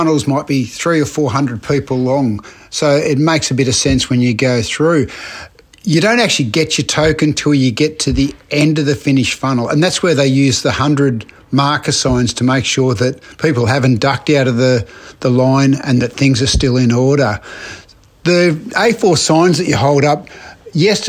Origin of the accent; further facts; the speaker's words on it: Australia; as a Aussie park runner